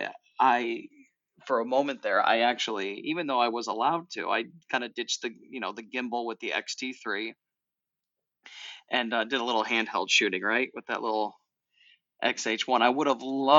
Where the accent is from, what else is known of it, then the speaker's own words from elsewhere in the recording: New York, United States; as a New Yorker